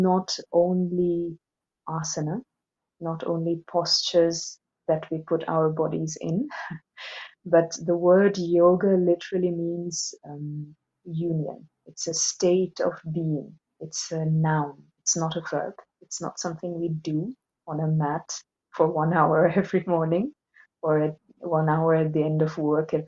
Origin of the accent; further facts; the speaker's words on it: Assam, India; moved away as an adult; now in Switzerland; I'm from India. I was born in Assam, in the northeast of India, in a traditional Brahmin Hindu family